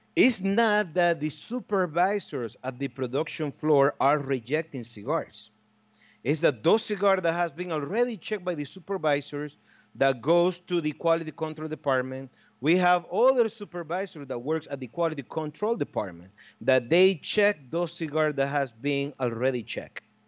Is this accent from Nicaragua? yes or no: yes; Estelí, Nicaragua; my hometown, in Esteli, Nicaragua